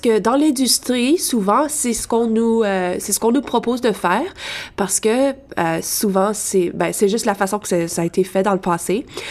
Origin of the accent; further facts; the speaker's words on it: Lafontaine, Ontario, Canada; dans ma région, je viens de La Fontaine